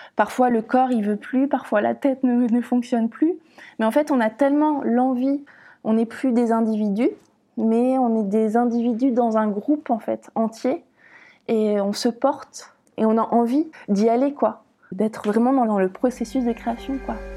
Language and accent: French; Caen, Normandy, France; moved away as an adult; also born or lived in Lyon; Je suis née à Caen